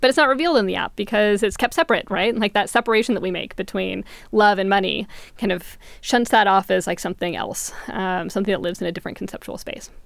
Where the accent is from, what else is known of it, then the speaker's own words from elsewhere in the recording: California, United States; growing up in California during the credit boom in the late nineties